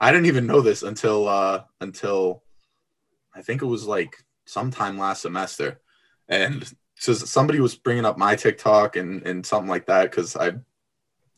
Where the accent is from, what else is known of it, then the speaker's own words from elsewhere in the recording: Melrose, Massachusetts, United States; I was born in Melrose Wakefield